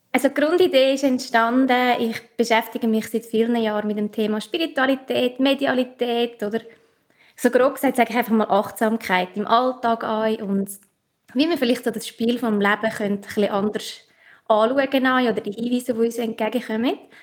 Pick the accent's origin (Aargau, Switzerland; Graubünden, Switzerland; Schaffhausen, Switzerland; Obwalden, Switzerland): Obwalden, Switzerland; accent: Obwalden dialect; Ich komme aus, aus Obwalden, vielleicht auch in meinem Dialekt